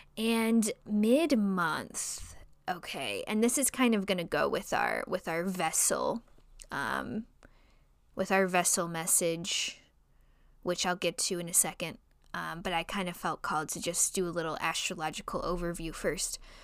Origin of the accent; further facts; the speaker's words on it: Chicago, Illinois, United States; accent: nasally Chicago; my nasally Chicago accent